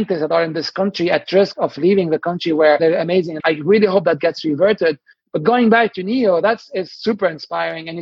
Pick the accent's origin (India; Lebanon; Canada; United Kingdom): Lebanon; moved away as an adult; now in Boston, United States; I'm from Lebanon originally. I grew up in the 80s and 90s and where there was civil wars